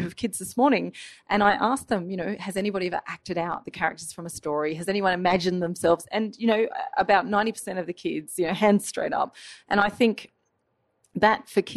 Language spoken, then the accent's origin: English; Australia; my childhood growing up in Australia